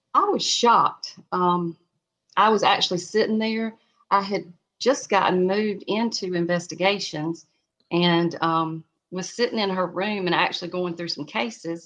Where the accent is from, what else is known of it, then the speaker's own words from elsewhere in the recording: South Carolina, United States; I'm from South Carolina